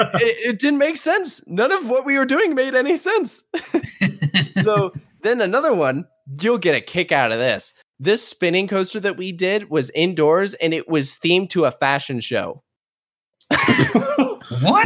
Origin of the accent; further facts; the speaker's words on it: Virginia, United States; I'm from Virginia